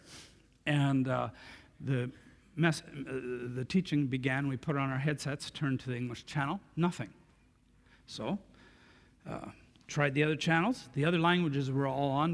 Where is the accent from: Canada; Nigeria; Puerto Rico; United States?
Canada; Coming from Canada